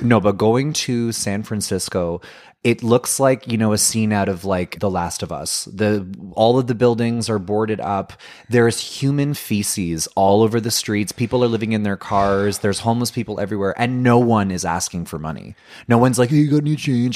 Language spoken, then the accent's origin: English; Ottawa, Ontario, Canada; where I grew up in in Orleans, I went to a Catholic high school and I lived in a very waspy white privileged suburban neighborhood.